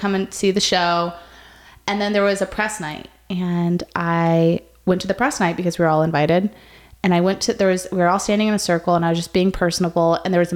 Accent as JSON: {"language": "English", "town": "North Las Vegas", "region": "Nevada", "country": "United States", "tie": "born or raised there", "said": "I grew up here in Las Vegas. I went to Cheyenne High School, which is a not so good school in a not so good part of town. I grew up in North Las Vegas."}